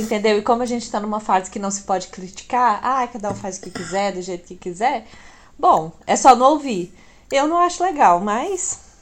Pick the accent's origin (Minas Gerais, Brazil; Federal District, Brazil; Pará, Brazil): Minas Gerais, Brazil; Ibiá; now in Uberlândia, Brazil; eu sou de Ibiá, que é uma cidade aqui de Minas, próxima, que tem 20 mil habitantes